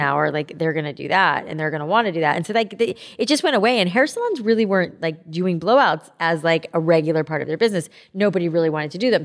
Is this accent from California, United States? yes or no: no; South Florida, United States; I grew up in South Florida